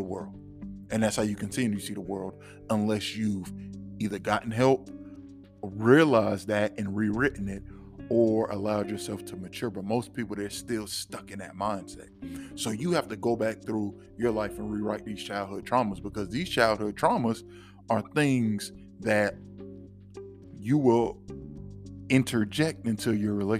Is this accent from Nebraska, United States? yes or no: no; Florida, United States; I'm from Florida